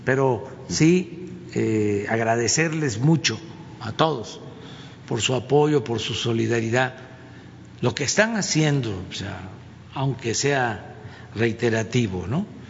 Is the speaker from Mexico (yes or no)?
yes; Mexico; lo que somos los mexicanos